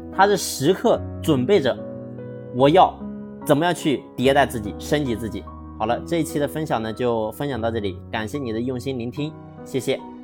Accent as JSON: {"language": "Chinese", "country": "China", "said": "我们中国"}